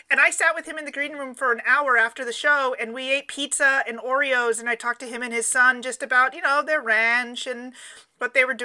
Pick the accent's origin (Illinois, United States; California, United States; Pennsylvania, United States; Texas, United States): California, United States; Southern; moved away; we come from Southern California